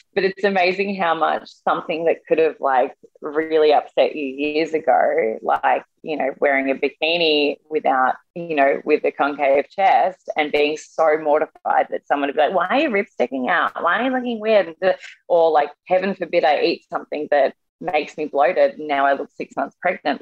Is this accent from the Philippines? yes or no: no; Australia; now in New York, United States; I'm Australian as well